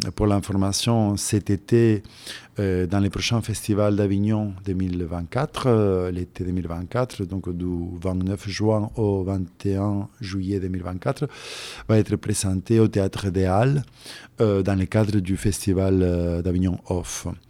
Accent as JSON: {"language": "French", "region": "Santa Fe", "country": "Argentina", "tie": "born or raised there", "also_born_or_lived": "Europe", "moved": "as an adult", "said": "je suis né en Argentine il y a pas mal d'années."}